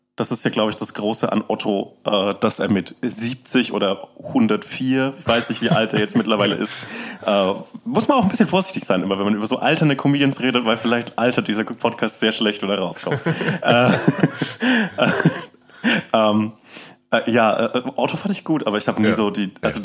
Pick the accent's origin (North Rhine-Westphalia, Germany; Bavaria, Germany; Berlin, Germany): Bavaria, Germany; Upper Franconia; also born or lived in Erlangen; ich komme ich komm aus Oberfranken, aus dem ländlichen okay. Raum